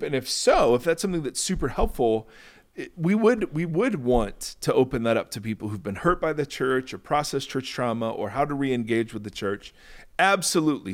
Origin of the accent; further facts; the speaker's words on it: Lexington, Ohio, United States; I grew up in Lexington